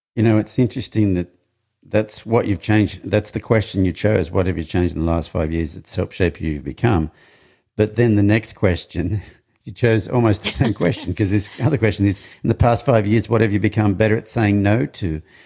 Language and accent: English; Australia; I'm from Australia